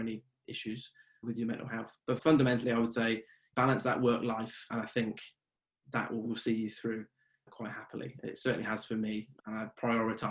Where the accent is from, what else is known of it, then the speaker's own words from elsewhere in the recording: Oxford, South East England, United Kingdom; moved away as an adult; now in Northern Ireland, United Kingdom; And now I'm in Northern Ireland now, and I'm from Oxford